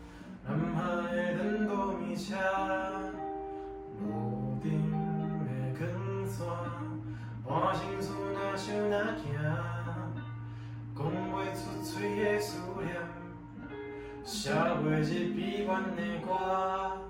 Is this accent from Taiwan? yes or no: yes; Taichung, Taiwan; moved away as an adult; 因为我从台中下来的，